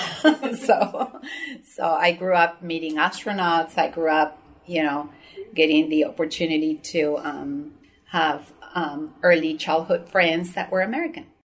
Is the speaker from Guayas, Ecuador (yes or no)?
no; Quito, Pichincha, Ecuador; moved away; growing up in Quito was a very beautiful childhood